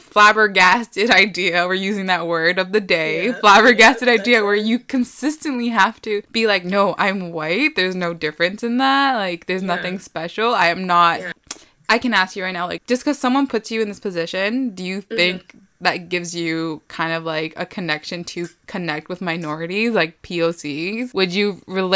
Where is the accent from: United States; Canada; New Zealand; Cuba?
Canada; we're Canadian